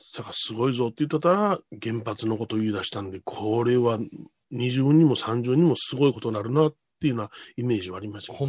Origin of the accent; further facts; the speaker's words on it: Hanshin area, Hyogo, Japan; 阪神大震災でうちの実家がやられてます